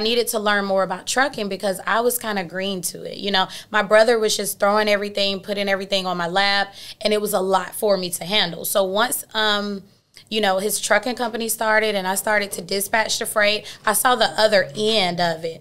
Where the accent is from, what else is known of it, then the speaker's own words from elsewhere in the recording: Atlanta, Georgia, United States; I'm born and raised in Atlanta